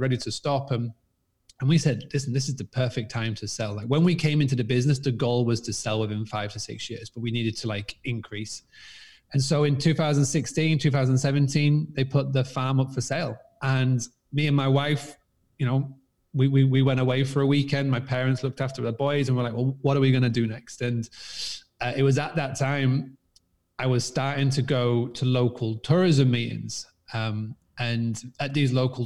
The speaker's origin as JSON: {"language": "English", "town": "Scarborough", "region": "Yorkshire and the Humber", "country": "United Kingdom", "tie": "born or raised there", "moved": "yes", "lives_now": "Spain", "said": "I'm actually from a little town called Scarborough in England. I actually currently live in Spain, but I was born in England, as you can tell by this crazy accent. And I was born on a 200-acre farmstay bed and breakfast."}